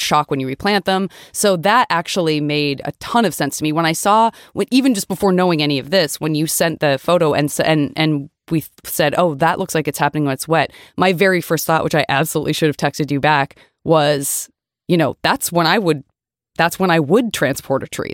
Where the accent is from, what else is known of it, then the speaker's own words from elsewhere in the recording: Tucson, Arizona, United States; moved away; also born or lived in Los Angeles, California; growing up in Tucson, Arizona, and also living